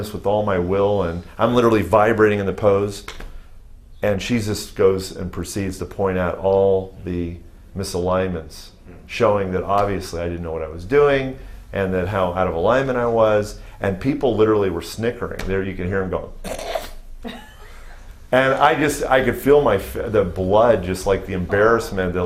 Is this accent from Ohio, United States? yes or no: yes; Youngstown, Ohio, United States; moved away as an adult; also born or lived in Chicago, Illinois / Cincinnati, Ohio; now in Texas, United States; I moved when I was six to Ohio, and I did my schooling, my undergraduate schooling, my high school through I was 18, and then moved from Youngstown, Ohio